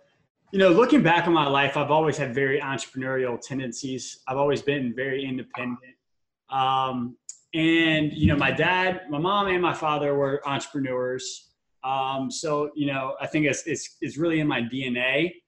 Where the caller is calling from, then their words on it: Tampa, Florida, United States; I'm calling in from Tampa, Florida right now. Usually I say sunny Tampa, Florida, but it's been raining like every day.